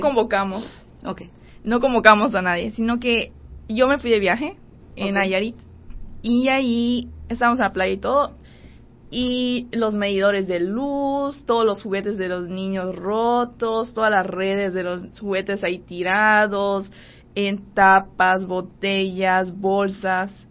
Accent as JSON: {"language": "Spanish", "town": "Cozumel", "region": "Quintana Roo", "country": "Mexico", "said": "Yo soy de Cozumel"}